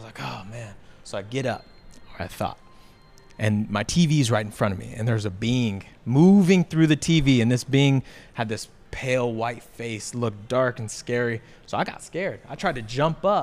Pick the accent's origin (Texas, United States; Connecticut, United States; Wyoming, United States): Texas, United States; Mansfield; I grew up in Mansfield, Texas. Born and raised in Mansfield, Texas.